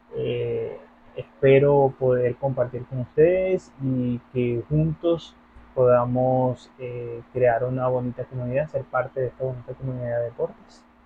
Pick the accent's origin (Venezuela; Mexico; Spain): Venezuela; now in Peru; yo soy de Venezuela, eh, actualmente estoy residenciado en Perú